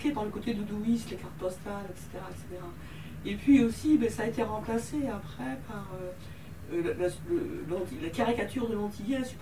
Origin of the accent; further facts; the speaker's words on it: Martinique, France; Je suis martiniquaise, je me dis plus martiniquaise, effectivement, comme un répondre que française, même si je culture française.